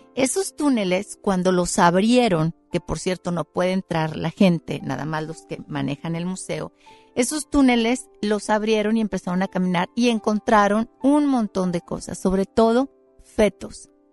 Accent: Mexico; Y yo soy mexicana y soy mestiza

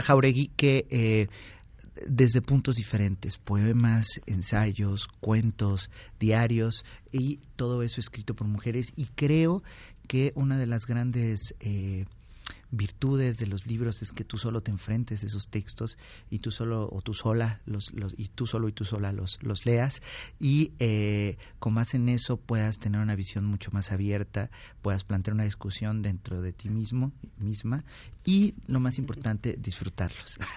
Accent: Oaxaca, Mexico; oaxaqueña, ahora te voy a decir el, nombre, una paisana mía

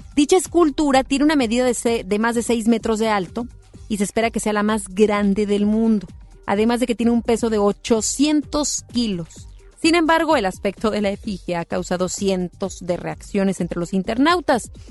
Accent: Mexico; como buenos mexicanos

